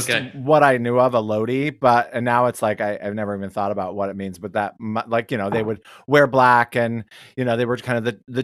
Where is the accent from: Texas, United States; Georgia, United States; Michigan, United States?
Michigan, United States; Detroit; I'm from Detroit.